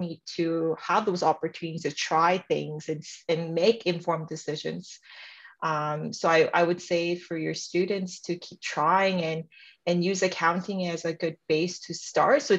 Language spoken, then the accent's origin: English; Canada; also born or lived in South Korea; I'm Korean Canadian, and … is the name I gave myself when I came to Canada